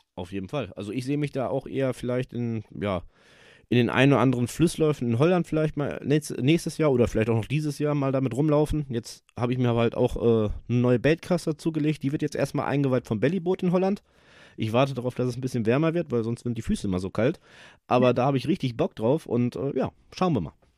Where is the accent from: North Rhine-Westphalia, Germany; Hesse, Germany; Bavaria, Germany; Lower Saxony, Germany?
North Rhine-Westphalia, Germany; near Dortmund; Ich komme aus der Nähe von Dortmund